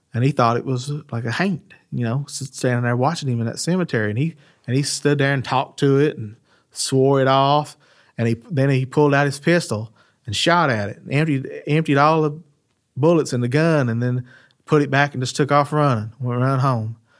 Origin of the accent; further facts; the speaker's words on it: United States; growing up in West Garrett